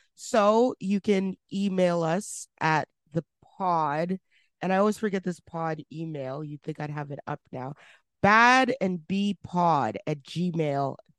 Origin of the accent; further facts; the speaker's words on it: Edmonton, Alberta, Canada; from Edmonton, Alberta, my hometown